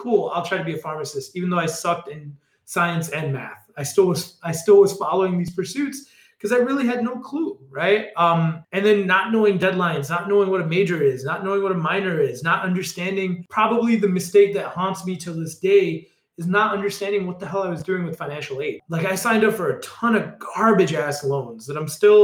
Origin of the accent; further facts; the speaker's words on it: Chicago, Illinois, United States; I left Chicago Public Schools to the suburbs